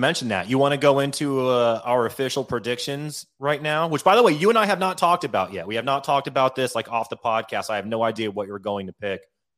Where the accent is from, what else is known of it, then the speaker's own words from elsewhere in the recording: Detroit, Michigan, United States; I am old school, born and raised in Detroit. Shout out to Detroit Red Wings.